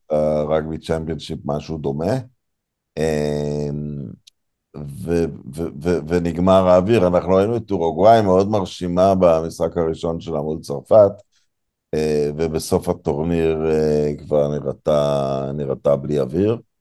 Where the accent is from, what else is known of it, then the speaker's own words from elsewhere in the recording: Israel; אני יליד הארץ, אבל ממשפחה דרום אפריקאית